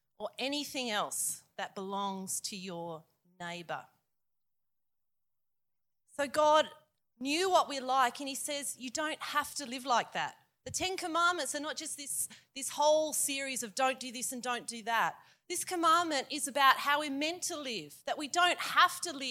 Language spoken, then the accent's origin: English; Queanbeyan, New South Wales, Australia; I'm from Queanbeyan.